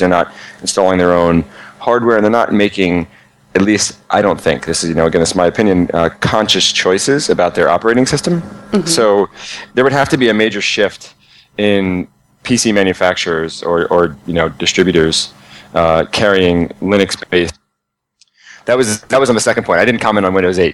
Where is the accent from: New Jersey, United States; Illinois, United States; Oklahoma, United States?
New Jersey, United States; I'm from New Jersey